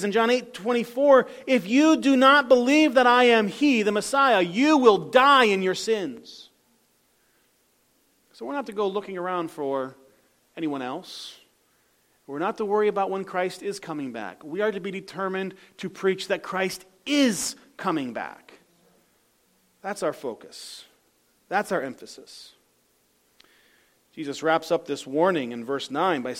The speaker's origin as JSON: {"language": "English", "country": "United States"}